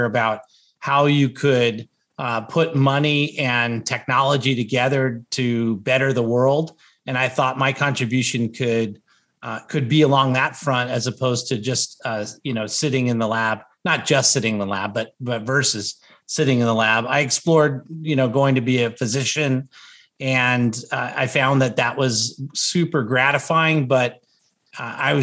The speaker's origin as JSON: {"language": "English", "region": "Southern California", "country": "United States", "tie": "born or raised there", "also_born_or_lived": "Bay Area, California", "said": "I grew up in Southern California"}